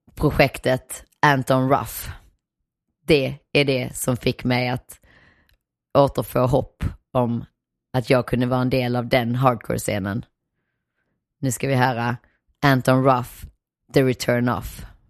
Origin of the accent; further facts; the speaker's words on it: Nyvång, Skåne, Sweden; moved away; also born or lived in Malmö / Hyllinge / Helsingborg; Jag kommer från Nyvång som sagt, den där stenkolsgruvbyn rätt långt inåt landet